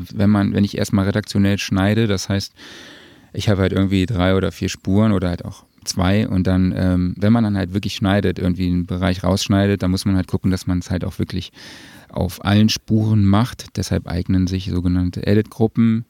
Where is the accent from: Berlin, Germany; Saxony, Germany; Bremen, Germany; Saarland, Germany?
Saarland, Germany; vor allem als Saarländer